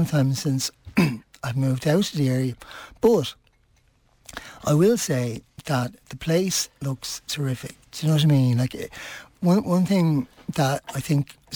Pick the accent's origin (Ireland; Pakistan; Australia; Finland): Ireland; Dublin, Leinster; moved away as an adult; also born or lived in Finglas; now in Swords, Ireland; I'm originally from the Liberties